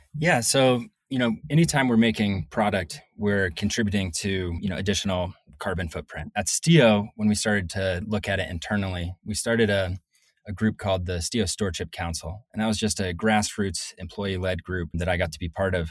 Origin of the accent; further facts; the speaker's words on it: Northeast, United States; moved away as an adult; also born or lived in Colorado / Salt Lake City, Utah; I'm originally from the Northeast